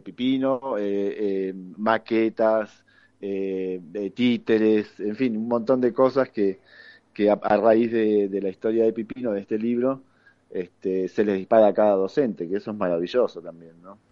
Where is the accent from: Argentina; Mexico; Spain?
Argentina; uno como excombatiente argentino